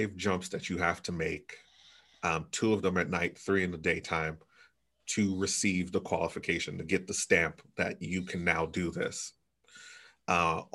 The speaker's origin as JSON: {"language": "English", "region": "New York", "country": "United States", "also_born_or_lived": "Brooklyn, New York / Topeka, Kansas", "moved": "as an adult", "said": "I am originally from New York"}